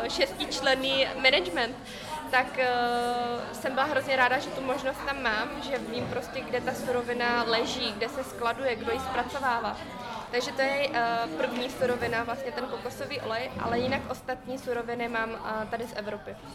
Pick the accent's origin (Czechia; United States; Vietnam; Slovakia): Vietnam; Czech is a second language; now in Czech Republic; pocházím z Větnamu a já zase jsem vycházela z toho, že v tom Větnamu já se tam domluvím svým jazykem, znám to prostředí